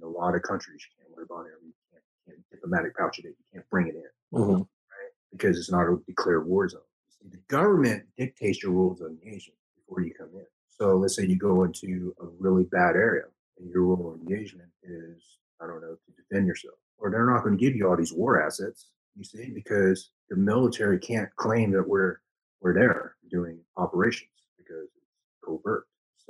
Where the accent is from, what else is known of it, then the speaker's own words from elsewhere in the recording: the South, United States; accent: country; because I was raised, I was raised in the South. So some of my, some of my speeches is since the country twang in it, right? Because I was raised in the South, so I did have a country accent